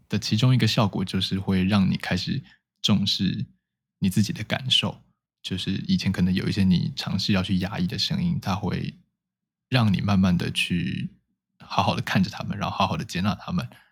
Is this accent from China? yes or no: no; Taipei, Taiwan; 我是土生土长的台北人